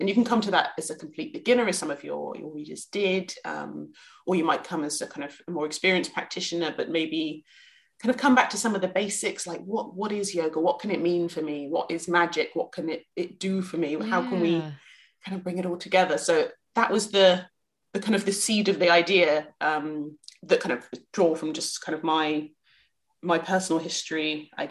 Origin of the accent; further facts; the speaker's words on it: West Country, South West England, United Kingdom; growing up in England, and especially growing up kind of around the West Country